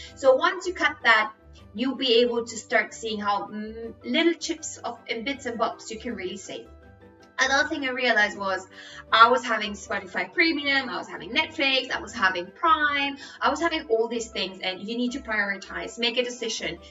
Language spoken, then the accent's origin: English; Spain; English is a second language; I'm Spanish, English is my third language